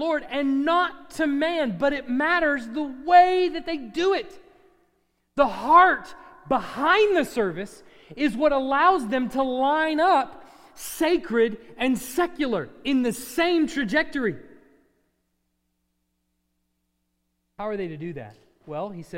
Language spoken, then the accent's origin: English; United States; also born or lived in Texas; as an American